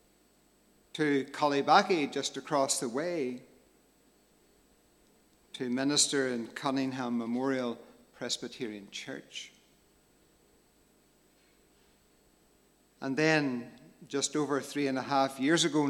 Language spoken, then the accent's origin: English; Cookstown, Northern Ireland, United Kingdom; also born or lived in Magherafelt, County Londonderry / Dungannon / Ballymaguigan, County Londonderry; I grew up in my childhood days, living just outside the town of Cookstown in County Tyrone.